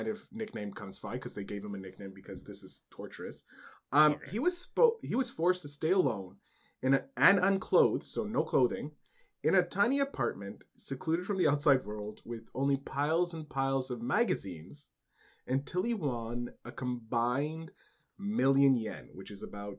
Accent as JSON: {"language": "English", "country": "Canada", "said": "as a Canadian."}